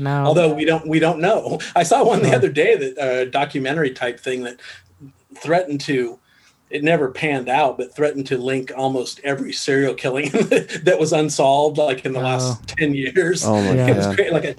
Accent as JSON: {"language": "English", "region": "Nebraska", "country": "United States", "tie": "born or raised there", "also_born_or_lived": "Los Angeles", "moved": "yes", "lives_now": "Austin, United States", "said": "I grew up in Nebraska"}